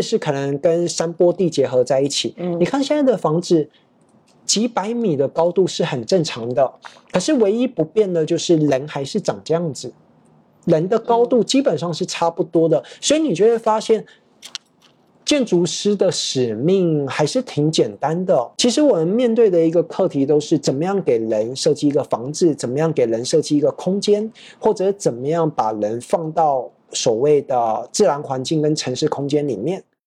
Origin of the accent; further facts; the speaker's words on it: Taipei, Taiwan; moved away as an adult; also born or lived in Prague, Czech Republic / China / Thailand; 我小时候是在这个台北 长大，然后学建筑，然后之后，工作了，到这个未研五十五所